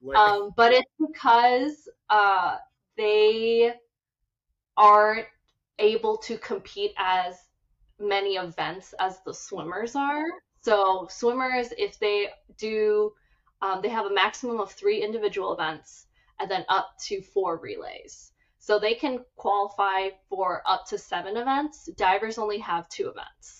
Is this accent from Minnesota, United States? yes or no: yes; Minnesota, United States; moved away as an adult; now in Los Angeles, United States; born and raised in Minnesota